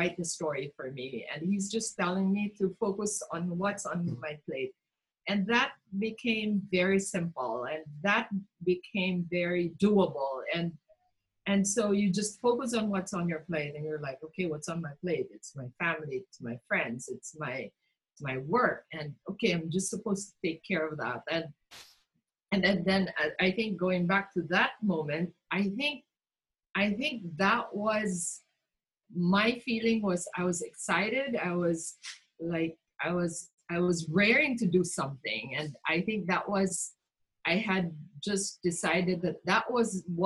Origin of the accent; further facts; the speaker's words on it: Mindanao, Philippines; I grew up in Mindanao